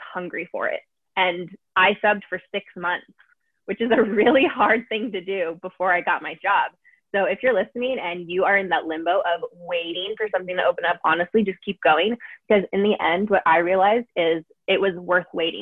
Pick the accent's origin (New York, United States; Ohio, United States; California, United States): California, United States; San Diego; I grew up in San Diego my whole life. I still live here